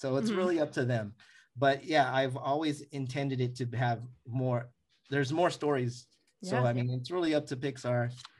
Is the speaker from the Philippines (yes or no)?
yes; Philippines; you know, I'm Filipino, so I gotta go to Tita's kitchenette and get so food.